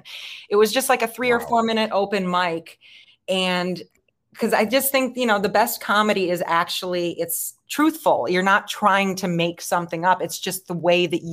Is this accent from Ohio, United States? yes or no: no; Chicago, Illinois, United States; moved away; I'm from Chicago